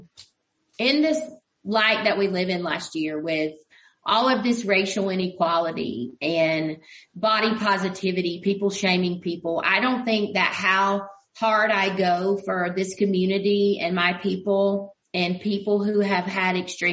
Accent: United States; we as American people

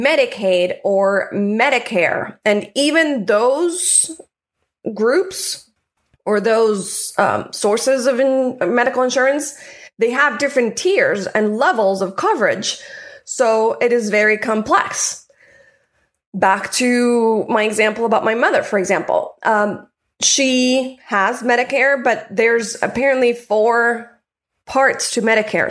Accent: Colombia; now in United States; I'm from Colombia. My mother lives in Colombia.

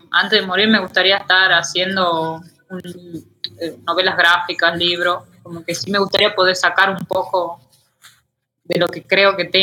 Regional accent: Tucumán, Argentina; born or raised there; moved away as an adult; now in Mexico

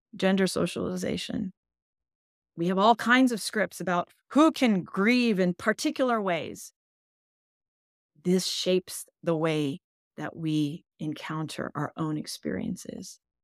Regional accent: United States; English is a second language; I was born in the United States. English is my second language

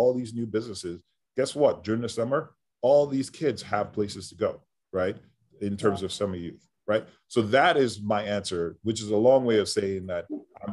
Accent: New York City, New York, United States; I grew up in New York City, but in the 80s

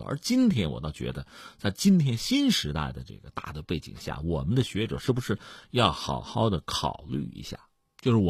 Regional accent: China; 我们作为中国的学者

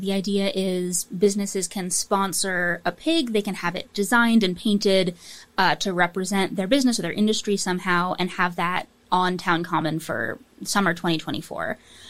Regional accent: Saratoga Springs, New York, United States; now in Burlington, United States; I grew up in Saratoga Springs, New York, which is we had the horse racing track there.

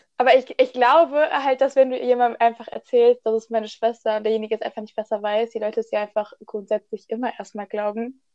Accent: Oberbergischer Kreis, North Rhine-Westphalia, Germany

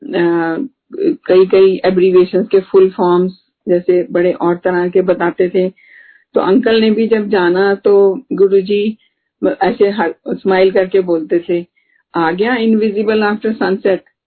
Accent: Delhi, India; moved away; हम दिल्ली से हैं

